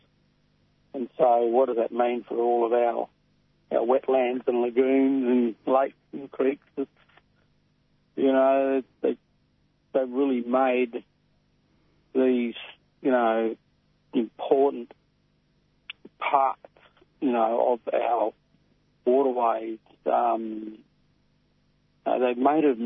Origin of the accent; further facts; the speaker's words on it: Robinvale, Victoria, Australia; I'm from Tati Tati in Robin Vale, northwest Victoria